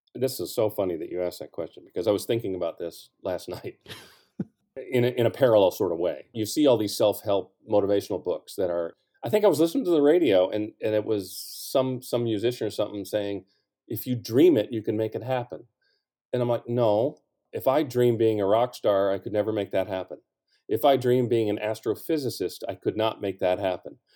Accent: St. Louis, Missouri, United States; I was from Saint Louis

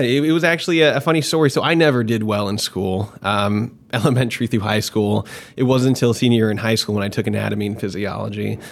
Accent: Marietta, Georgia, United States; moved away as an adult; also born or lived in Jacksonville, Florida; now in Tampa, United States; I actually grew up in uh, Marietta, Georgia, which is like 20 minutes north of Atlanta, um, and spent most of my developing years there up until after college

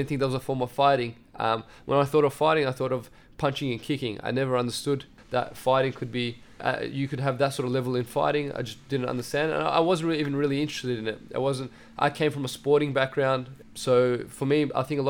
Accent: Melbourne, Victoria, Australia; first language Assyrian; I grew up in Meadow Heights

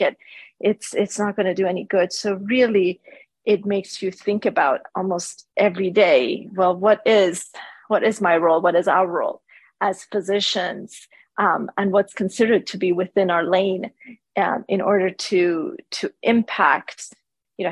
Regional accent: Iran; moved away; also born or lived in Canada; I grew up in Iran, where my family was persecuted for our beliefs

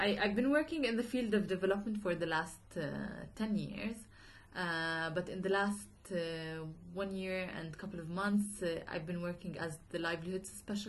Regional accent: Irbid, Irbid Governorate, Jordan; also born or lived in United States; Mm-hmm. I was born and raised in Irbid, in the north of Jordan.

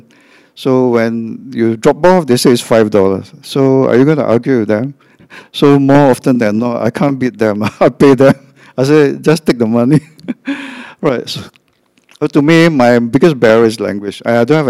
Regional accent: Singapore; First, I'm Asian. Second, I'm a Christian. Third, I'm from Singapore

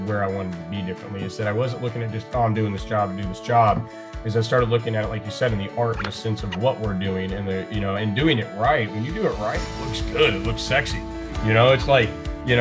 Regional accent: Indiana, United States; I'm from Indiana.

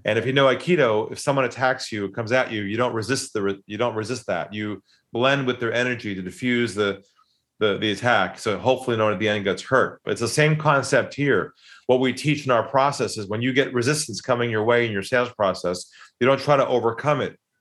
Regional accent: San Diego, California, United States; moved away as an adult; now in Sydney, Australia; I grew up in San Diego

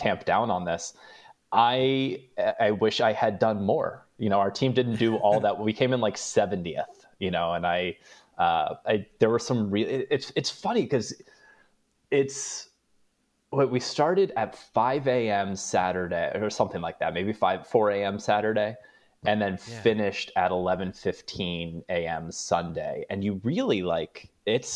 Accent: East Coast, United States; also born or lived in New Orleans; now in Los Angeles, United States; I'm from the East Coast. I lived in New Orleans

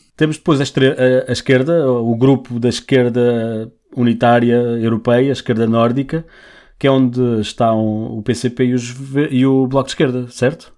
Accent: Portugal; não nos representa como portugueses

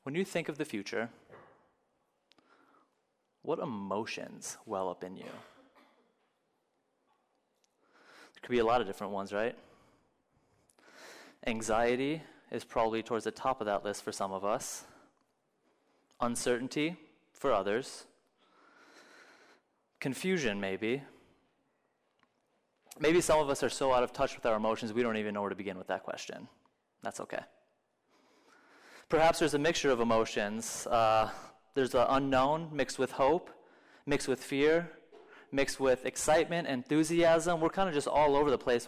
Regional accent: Minnesota, United States; moved away as an adult; also born or lived in Florida; I grew up in Minnesota, and I lived in Florida for a while

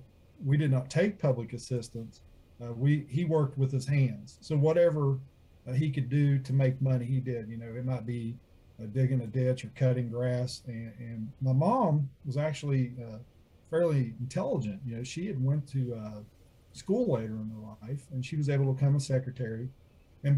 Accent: Burlington, Ohio, United States; also born or lived in South Point, Ohio; I was in Burlington as well.

